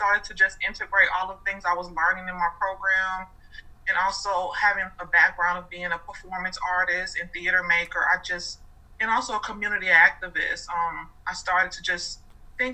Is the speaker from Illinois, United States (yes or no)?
yes; Chicago, Illinois, United States; moved away as an adult; now in Atlanta, United States; I was born in Chicago, grew up there my entire life. I now live in Atlanta